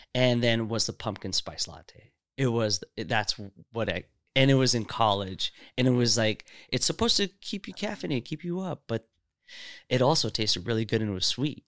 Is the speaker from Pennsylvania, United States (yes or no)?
no; Seattle, Washington, United States; also born or lived in Saudi Arabia; I grew up here. I came here when I was six.